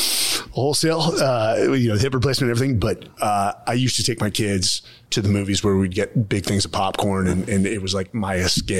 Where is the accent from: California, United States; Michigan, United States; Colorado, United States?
California, United States; Bay Area; I'm from the Bay Area.